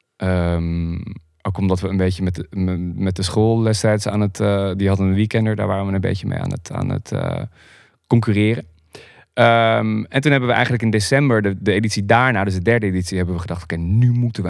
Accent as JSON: {"language": "Dutch", "region": "Groningen", "country": "Netherlands", "tie": "born or raised there", "also_born_or_lived": "Harkstede", "said": "Ik ben opgegroeid in, eh, in Groningen. Ik ben geboren in Groningen, in, eh, in Beiem"}